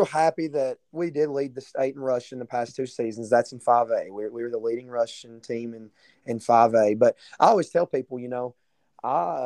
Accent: Russell Springs, Kentucky, United States; also born or lived in Somerset, Kentucky / Campbellsville, Kentucky; I grew up in Russell Springs, Russell County, and that's where I played my entire life

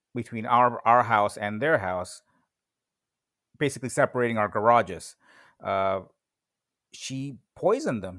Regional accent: Los Angeles, California, United States; also born or lived in Tijuana, Mexico; I was born in Tijuana. Uh, I came over to the United States when I was, I believe, three years old, so in nineteen seventy-seven, and, you know, from there, I, I, I pretty much grew up in the West San Fernando Valley

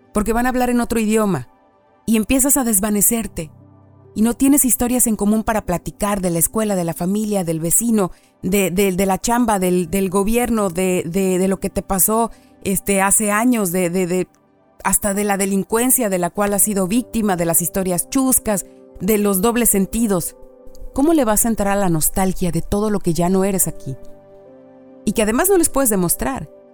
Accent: Mexico; moved away as an adult; now in Canada; soy mexicana

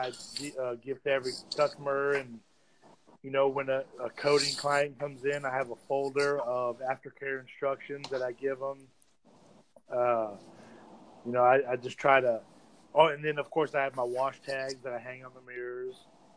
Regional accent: Ireland; I mean, I'm Irish, so, you know, go Guinness.

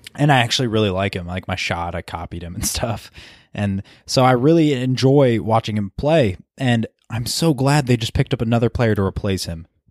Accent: Philadelphia, Pennsylvania, United States; I'm from Philly

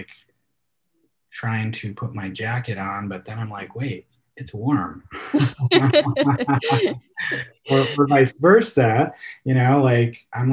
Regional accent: Alaska, United States; I grew up in Alaska.

